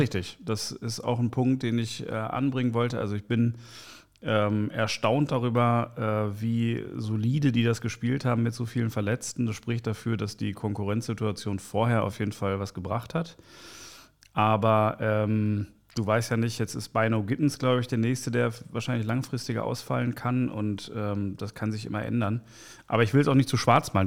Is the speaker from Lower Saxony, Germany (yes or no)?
no; Bochum, North Rhine-Westphalia, Germany; also born or lived in Kreuzberg, Berlin; now in Berlin, Germany; ich bin Journalist aus Kreuzberg, geboren in Bochum, Ruhrgebiet